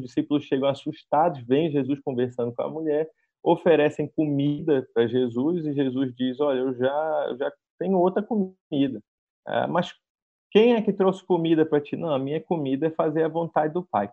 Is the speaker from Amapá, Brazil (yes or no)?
yes; Amapá, Brazil; also born or lived in Nova Iguaçu, Rio de Janeiro; nasci em Nova Iguaçu, mas sou amapaense